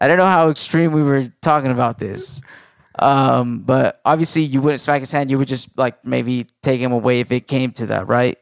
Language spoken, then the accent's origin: English; United States; I was born in America